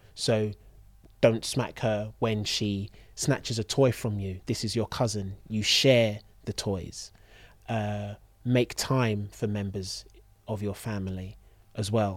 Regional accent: London, United Kingdom; born and raised in London

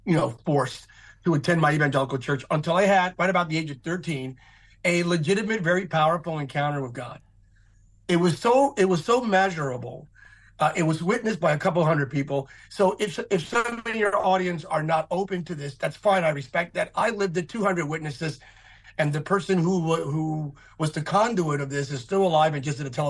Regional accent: Bethlehem, Pennsylvania, United States; I was raised in Bethlehem, Pennsylvania

